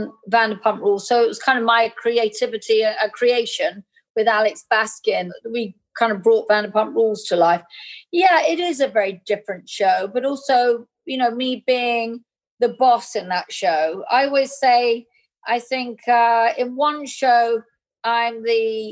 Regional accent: England, United Kingdom; being English. We have a huge kind of Indian culture in England

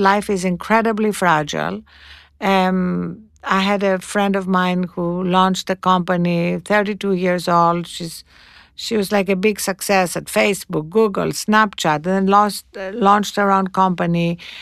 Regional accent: Greece; moved away; when I was growing up in Greece

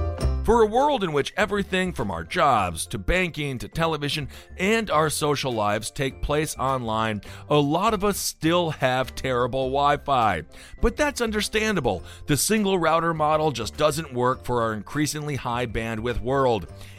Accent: Milwaukee, Wisconsin, United States; I grew up in Wisconsin, not in Colorado.

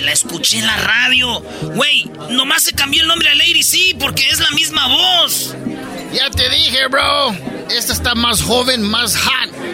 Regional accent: Michoacán, Mexico; puro Michoacán. Yo también de allí soy

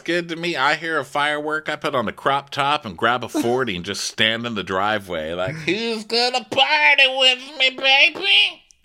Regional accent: Texas, United States; I grew up in Texas, you know, and, like, I grew up on a street where you go outside and you set off the fireworks

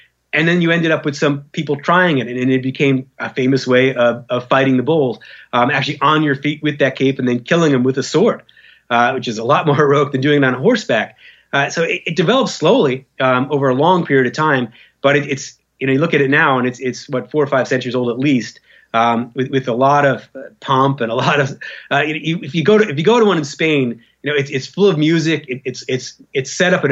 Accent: United States; an American who grew up in the American culture

